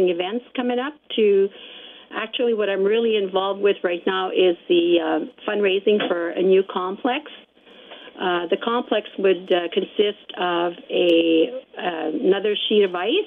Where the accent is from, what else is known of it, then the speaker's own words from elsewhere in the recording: Lorette, Manitoba, Canada; I've been there all my life